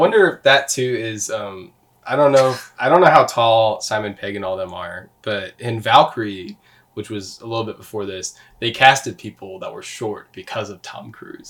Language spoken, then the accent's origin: English; Canada; I'm Canadian.